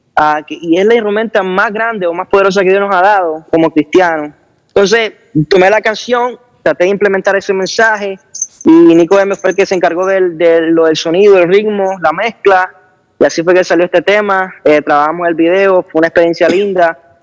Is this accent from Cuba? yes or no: no; Honduras; soy un joven de Honduras